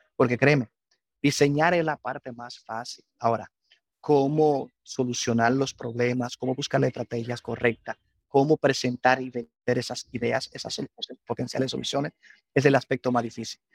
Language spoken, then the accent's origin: Spanish; Constanza, La Vega, Dominican Republic; moved away as an adult; Soy nacido y crecido aquí en Dominicana